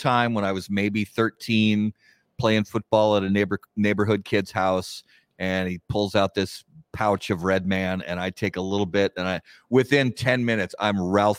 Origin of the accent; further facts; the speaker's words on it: Indiana, United States; And as a kid, growing up in Southern Indiana, I was able to get Skyline.